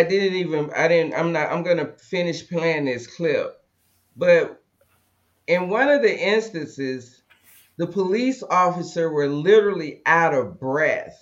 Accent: the South, United States; we from the South, so we lived through Jim Crow

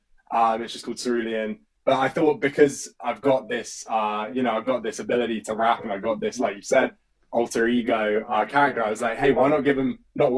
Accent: south coast of England, United Kingdom; my slightly chavvy upbringing in the south coast of England

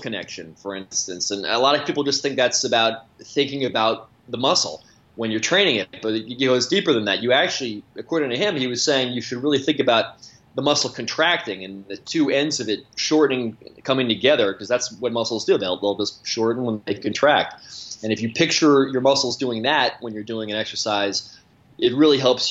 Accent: Long Island, New York, United States; I grew up on Long Island

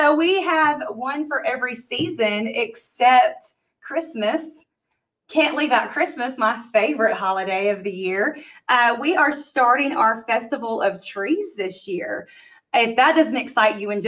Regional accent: Covington, Tennessee, United States; also born or lived in Texas / Arizona; Covington, Tennessee. I'm so proud of where I'm from, and I'm proud to call Covington my hometown

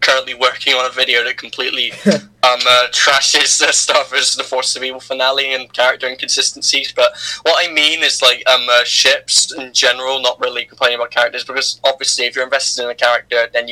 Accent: United Kingdom; I'm the British person

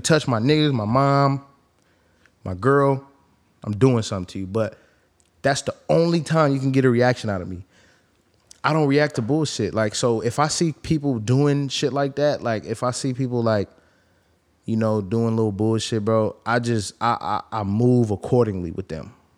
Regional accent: the Bay Area, California, United States; I'm from the Bay

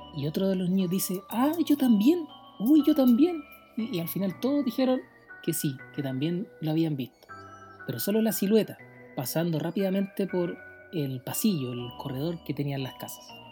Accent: Valparaíso, Chile; mi historia transcurrió en mi infancia, donde yo viví en Valparaíso, en el Cerro Panteón

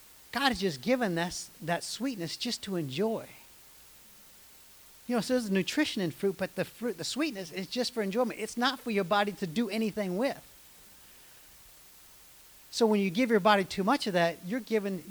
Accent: United States; I grew up in America.

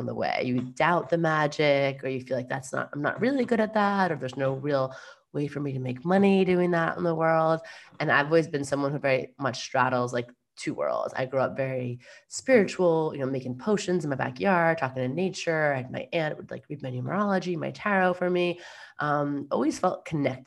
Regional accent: New York, United States; I'm a New Yorker through and through.

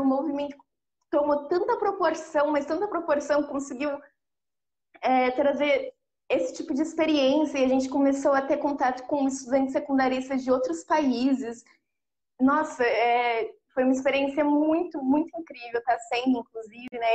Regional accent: São Paulo, Brazil; eu sou da Brasilândia, do Jardim Elisa Maria

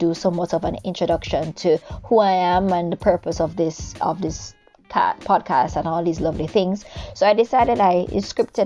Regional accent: Jamaica; now in Japan; I am Jamaican. I am a Jamaican currently living in a beautiful set of islands called Japan

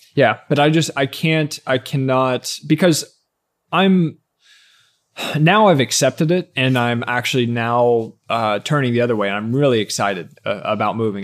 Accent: Ashland, Kentucky, United States; moved away as an adult; also born or lived in Lexington, Kentucky; In my hometown, Ashland, Kentucky was twenty thousand people

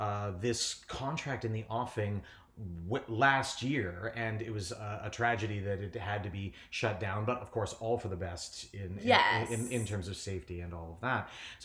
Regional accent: Niagara Falls, Ontario, Canada; Well, I was born and raised in Niagara Falls. I'm generally the only person anyone's ever met from Niagara Falls. They always say, oh, that's interesting. I'm from a little village called Chippewa.

